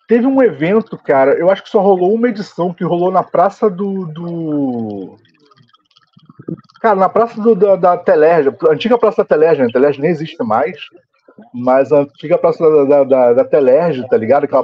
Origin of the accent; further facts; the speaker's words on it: Nova Iguaçu, Rio de Janeiro, Brazil; eu vim de Nova Iguaçu